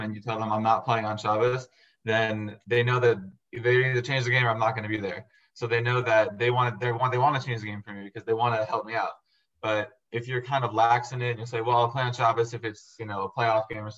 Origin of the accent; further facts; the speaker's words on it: Las Vegas, Nevada, United States; also born or lived in San Diego, California; I was born in San Diego, California. We moved to Vegas when I was 10. And we've been here ever since